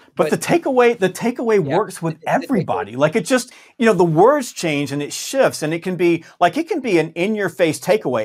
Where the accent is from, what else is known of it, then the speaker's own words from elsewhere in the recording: the South, United States; I'm from the South